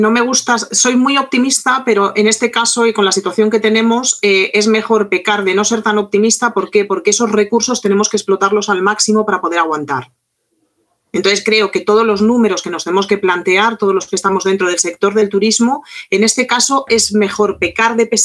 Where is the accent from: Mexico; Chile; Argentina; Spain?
Argentina; oye, que soy un guía argentino, que hablo francés